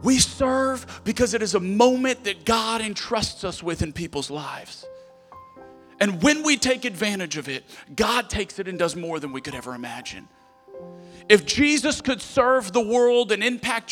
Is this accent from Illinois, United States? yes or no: no; Lafayette, Louisiana, United States; moved away; I was in Lafayette for the 500-year flood.